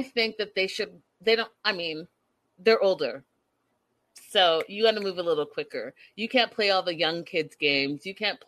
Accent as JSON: {"language": "English", "town": "Port Coquitlam", "region": "British Columbia", "country": "Canada", "tie": "born or raised there", "said": "Connie's from my hometown"}